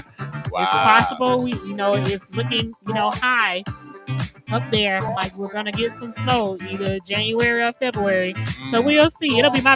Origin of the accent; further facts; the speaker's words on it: Florida, United States; moved away; I'm from Florida